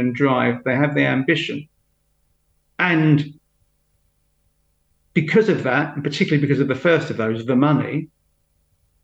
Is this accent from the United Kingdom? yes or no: yes; London, United Kingdom; also born or lived in Huddersfield; as a Londoner